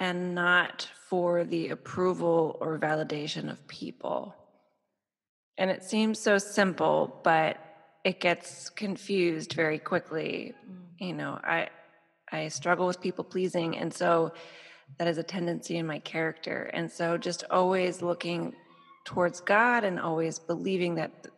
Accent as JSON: {"language": "English", "region": "New Jersey", "country": "United States", "also_born_or_lived": "Chicago, Illinois", "moved": "yes", "lives_now": "Miami, United States", "said": "I'm originally from New Jersey"}